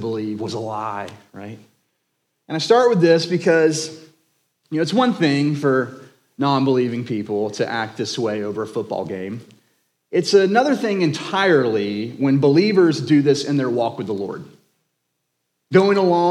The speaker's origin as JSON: {"language": "English", "town": "Jacksonville", "region": "Florida", "country": "United States", "tie": "born or raised there", "lives_now": "Crestview, United States", "said": "I was born and raised in Jacksonville."}